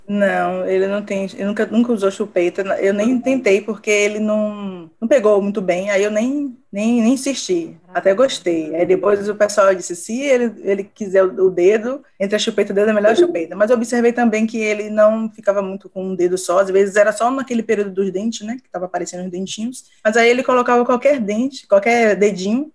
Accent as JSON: {"language": "Portuguese", "town": "Salvador", "region": "Bahia", "country": "Brazil", "said": "sou de Salvador"}